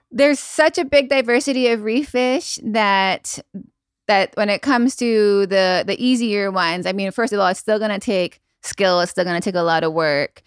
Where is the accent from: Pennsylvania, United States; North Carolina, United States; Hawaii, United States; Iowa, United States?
Hawaii, United States; Maui; also born or lived in Makawao, Hawaii / North Shore, Oahu; I was born and raised on Maui, and now I live on the north shore of Oahu.